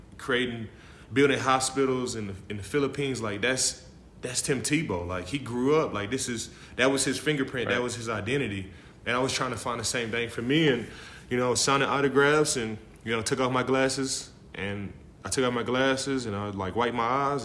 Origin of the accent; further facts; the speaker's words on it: Dallas, Texas, United States; I'm from Dallas, Texas. You know, I grew up in the country